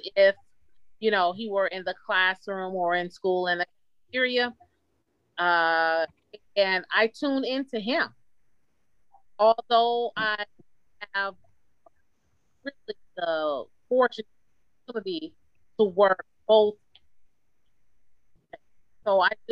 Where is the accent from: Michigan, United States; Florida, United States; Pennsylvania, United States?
Michigan, United States; Detroit; I'm a lifelong Detroiter. Born and raised in Detroit, went to school in Detroit, work and continue to live in Detroit